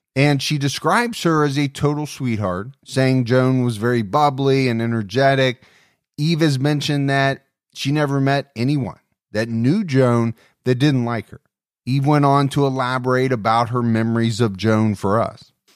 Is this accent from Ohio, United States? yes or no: yes; Dayton, Ohio, United States; in Dayton, Ohio, my hometown